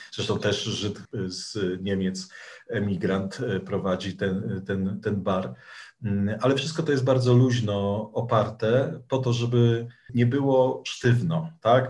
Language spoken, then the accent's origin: Polish; Sierpc, Masovian Voivodeship, Poland; moich rodzinnych stronach. W sierpcu i w okolicach na Mazowszu